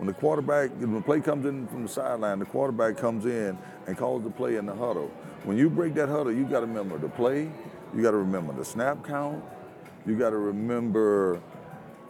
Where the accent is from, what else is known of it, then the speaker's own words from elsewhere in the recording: Louisiana, United States; to be from Louisiana and my hometown to only be about 55 miles from New Orleans